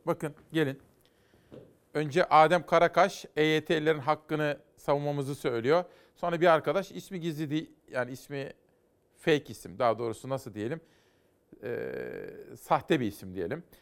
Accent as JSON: {"language": "Turkish", "country": "Turkey", "tie": "born or raised there", "said": "Ben bu ülkede doğdum, bu ülkede yaşayacağım, bu ülkede öleceğim"}